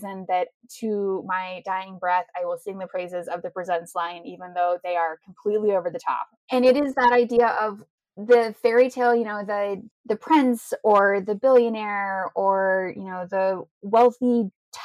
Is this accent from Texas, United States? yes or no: yes; Texas, United States; now in Ohio, United States; I was born and raised in Texas